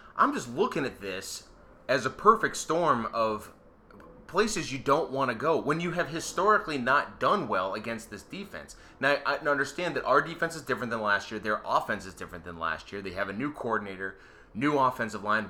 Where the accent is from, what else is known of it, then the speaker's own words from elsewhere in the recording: Erie, Pennsylvania, United States; I'm from Erie.